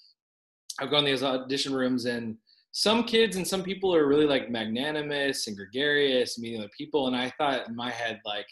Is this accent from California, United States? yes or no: yes; La Palma, California, United States; moved away as an adult; also born or lived in Huntington Beach, California / Santa Barbara, California; now in Colorado, United States; I grew up in Orange County. Yeah. Small city called La Palma